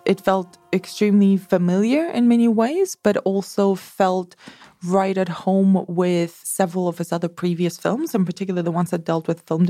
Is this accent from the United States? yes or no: no; Barcelona, Catalonia, Spain; also born or lived in Madrid; I'm from Barcelona.